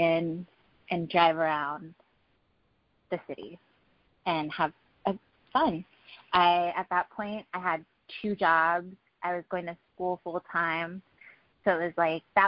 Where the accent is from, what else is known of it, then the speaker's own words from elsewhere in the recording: Los Angeles, California, United States; I am from Los Angeles. I've always been – I'm a native.